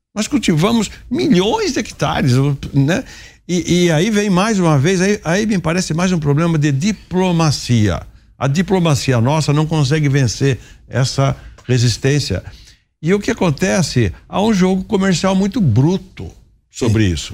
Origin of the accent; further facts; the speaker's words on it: Araras, São Paulo, Brazil; eu vou lá para Araras, minha terra